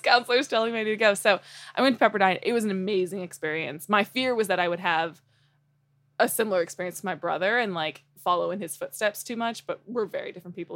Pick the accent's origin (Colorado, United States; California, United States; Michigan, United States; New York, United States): Colorado, United States; Fort Collins; I was born in Colorado and, uh, specifically Fort Collins